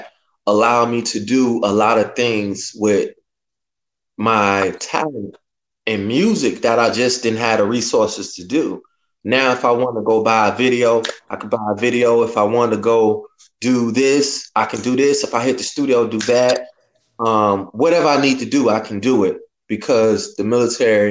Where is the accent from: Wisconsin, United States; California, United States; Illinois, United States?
Illinois, United States; Chicago; moved away as an adult; When I was growing up in Chicago